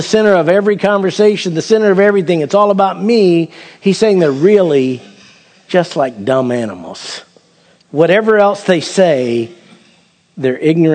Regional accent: Perry, United States; I grew up in Perry. You can't grow up in Perry without hunting some

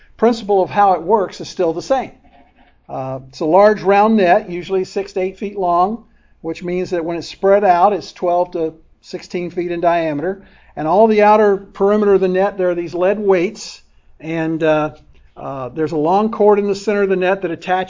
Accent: Oldsmar, Florida, United States; When I was a teenager growing up in Oldsmar

